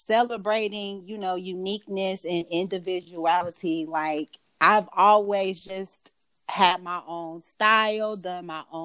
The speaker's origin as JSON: {"language": "English", "area": "Gwinnett County", "region": "Georgia", "country": "United States", "said": "I am from Georgia. Gwinnett County, Georgia, to be exact."}